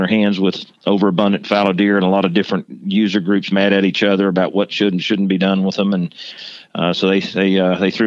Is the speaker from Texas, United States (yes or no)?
yes; Texas, United States; moved away as an adult; also born or lived in Georgia; I came from Texas.